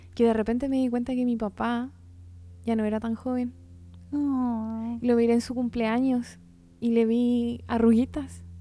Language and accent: Spanish; Chile; como chilenos